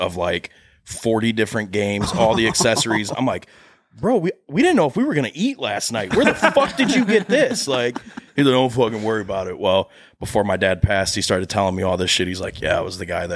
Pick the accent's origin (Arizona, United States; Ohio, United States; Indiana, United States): Ohio, United States; born or raised there; also born or lived in Clyde, Ohio